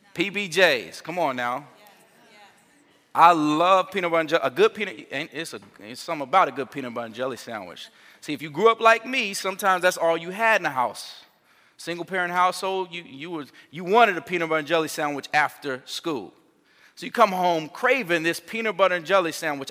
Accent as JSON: {"language": "English", "town": "Gary", "region": "Indiana", "country": "United States", "moved": "yes", "said": "I'm from Gary"}